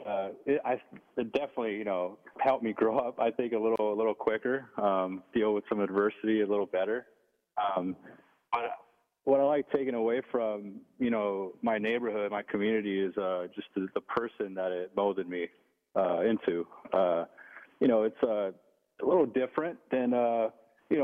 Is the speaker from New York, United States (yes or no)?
no; Los Angeles, California, United States; where I grew up in the Ramona Gardens housing projects in Boa Heights, East L.A.